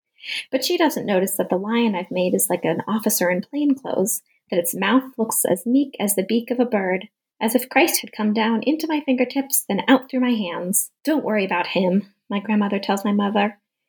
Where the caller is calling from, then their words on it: Tucson, Arizona, United States; I'm calling in from Tucson, Arizona, where the weather has been incredibly hot all summer long.